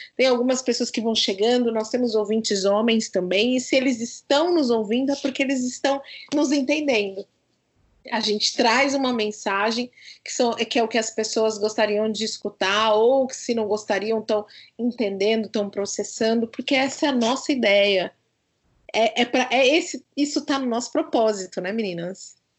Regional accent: Brazil; eu saí da periferia onde eu nasci, lá no João 23

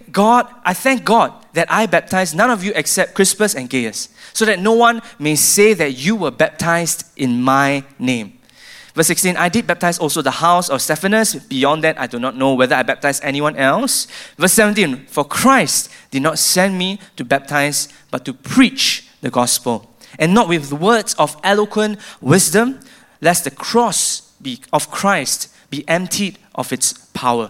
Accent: Singapore; I feel as a Singaporean

